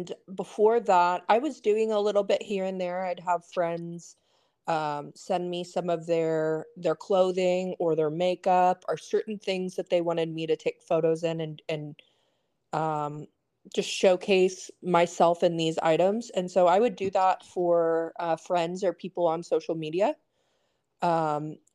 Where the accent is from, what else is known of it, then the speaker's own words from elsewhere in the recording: Stillwater, Oklahoma, United States; now in Austin, United States; I grew up in Stillwater, Oklahoma